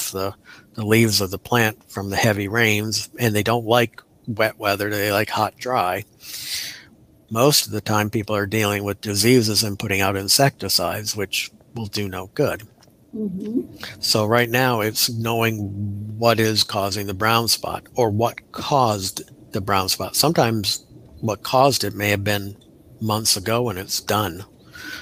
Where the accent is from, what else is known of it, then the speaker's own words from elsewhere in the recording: Milwaukee, Wisconsin, United States; now in Florida, United States; growing up in Milwaukee